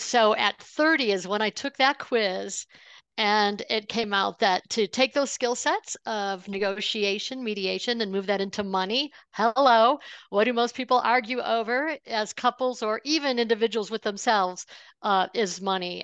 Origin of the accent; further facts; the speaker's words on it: Buffalo, New York, United States; I grew up outside of Buffalo, New York